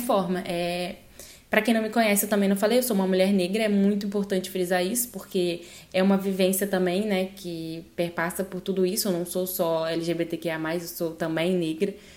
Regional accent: Northeast Region, Brazil; moved away as an adult; also born or lived in Rio de Janeiro, Brazil / São Luís, Brazil; now in Spain; no Brasil, eu sou nordestina

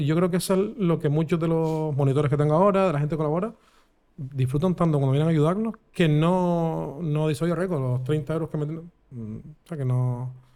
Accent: Vega de San Mateo, Canary Islands, Spain; also born or lived in Guanarteme, Las Palmas de Gran Canaria; Mi, infancia lo mejor que me ha pasado es ser de pueblo y de loco. Y cuando me vine a Guanarteme, directamente de San Mateo

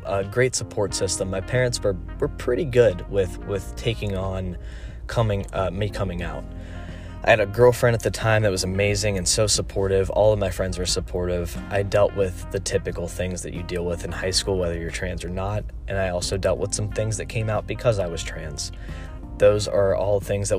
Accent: North Carolina, United States; I'm from North Carolina

